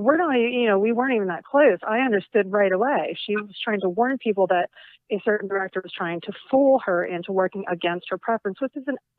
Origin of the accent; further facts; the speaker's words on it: Cherry Hill, New Jersey, United States; moved away; also born or lived in Camden, New Jersey; I grew up in South Jersey